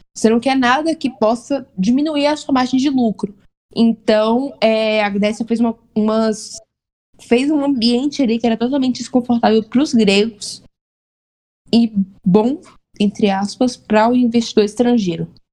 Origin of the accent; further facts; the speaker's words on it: Vitória da Conquista, Bahia, Brazil; eu sou do interior da Bahia. Interior. Terceira maior cidade da Bahia.